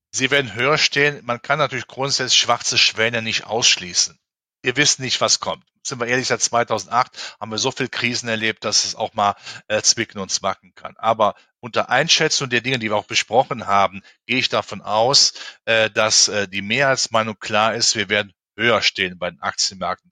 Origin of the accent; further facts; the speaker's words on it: Germany; in meinem Heimatland, in Deutschland